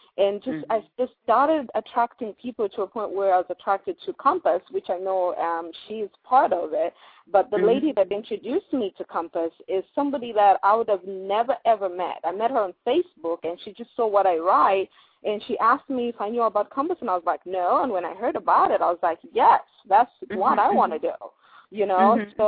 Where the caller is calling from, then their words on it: Columbus, Ohio, United States; Columbus, Ohio.